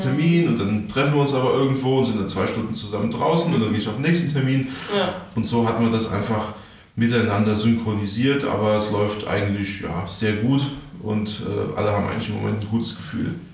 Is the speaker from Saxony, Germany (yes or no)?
no; Darmstadt, Hesse, Germany; bei uns in Darmstadt